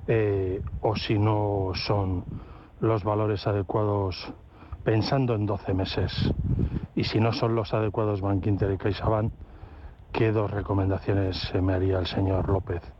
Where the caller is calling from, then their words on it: Madrid, Community of Madrid, Spain; Buenas tardes, eh … de Madrid.